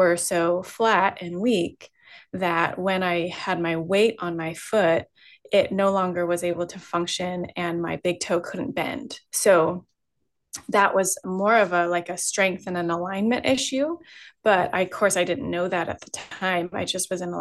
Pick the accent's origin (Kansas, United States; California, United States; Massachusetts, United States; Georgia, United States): California, United States; I grew up in California